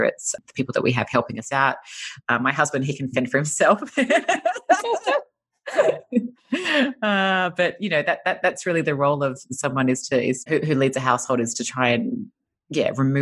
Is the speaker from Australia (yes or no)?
yes; Australia; moved away as an adult; now in Los Angeles, United States; I'm an Australian and we moved to LA 4.5 years ago